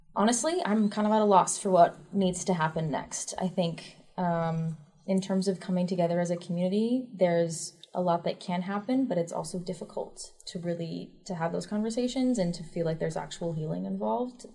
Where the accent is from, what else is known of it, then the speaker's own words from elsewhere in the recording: East Lansing, Michigan, United States; I'm from East Lansing, Michigan. That is a place that I went to high school